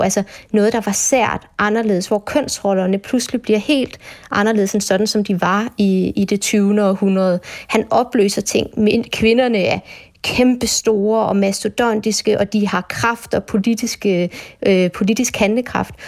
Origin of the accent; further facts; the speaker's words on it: Bornholm, Capital Region of Denmark, Denmark; så er jeg Bornholmer